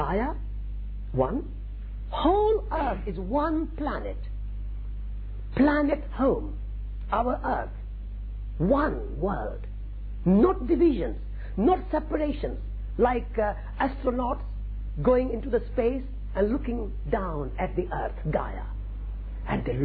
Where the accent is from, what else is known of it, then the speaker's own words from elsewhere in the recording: Sri Dungargarh, Rajasthan, India; English is a second language; moved away as an adult; now in England; I was born in India in a small village in Sri Dungargarh, Rajasthan, northwest of India